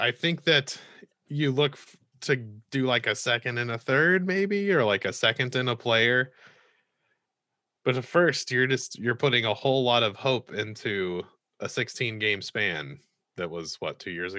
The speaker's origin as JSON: {"language": "English", "region": "the South", "country": "United States", "said": "Somehow, as a Southerner, there's nothing I love more than a backhanded compliment."}